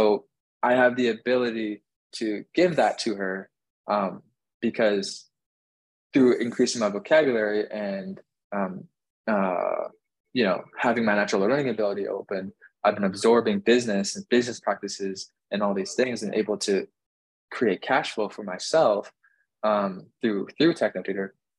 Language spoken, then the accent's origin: English; Northwest Canada, Canada; moved away as an adult; now in Miami, United States; I grew up in Northwest Canada